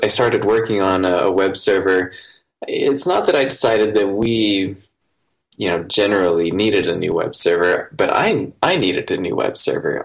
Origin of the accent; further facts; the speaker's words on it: Iowa, United States; I grew up in Iowa in the United States, um, outside of town, kind of in a, a rural area